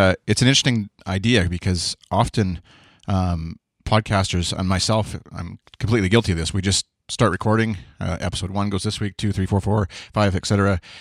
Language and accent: English; Canada; accent: Canadian; my bland Canadian accent